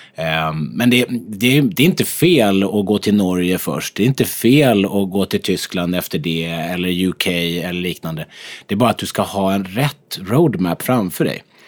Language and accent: Swedish; Sweden; att vi är svenskar